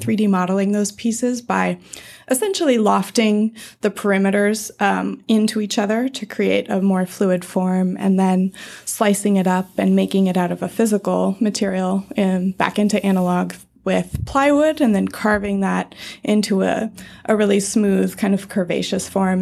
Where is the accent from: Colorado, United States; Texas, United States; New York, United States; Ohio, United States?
Colorado, United States; I grew up in Colorado